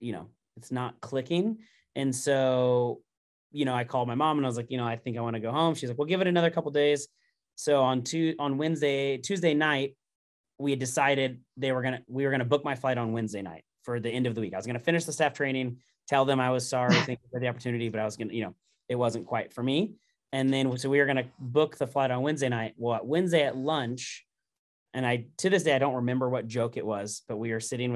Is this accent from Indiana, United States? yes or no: yes; Indiana, United States; moved away as an adult; also born or lived in Southern California; I'm born and raised in Indiana